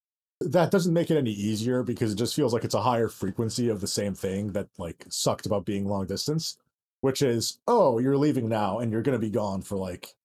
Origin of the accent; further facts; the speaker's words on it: Lansing, Michigan, United States; moved away as an adult; also born or lived in Ann Arbor, Michigan; I grew up in Lansing and then went to college in Ann Arbor.